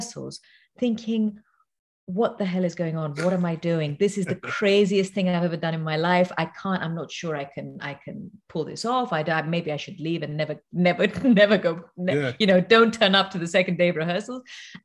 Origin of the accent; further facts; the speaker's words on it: Cyprus; now in London, United Kingdom; I'm from Cyprus originally